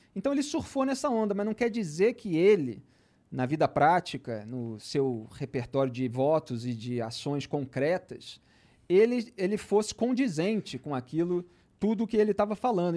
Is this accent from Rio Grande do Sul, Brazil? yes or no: no; Rio de Janeiro, Brazil; Eu sou do Rio de Janeiro, sou da zona sul do Rio de Janeiro